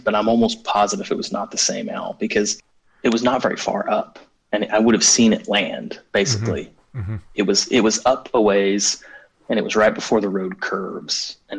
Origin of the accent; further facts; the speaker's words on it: United States; I grew up in Native American country.